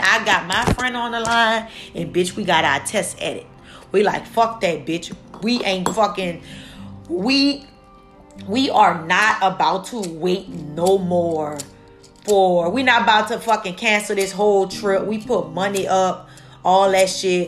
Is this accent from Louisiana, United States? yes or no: yes; New Orleans, Louisiana, United States; now in New York, United States; New Orleans is my hometown.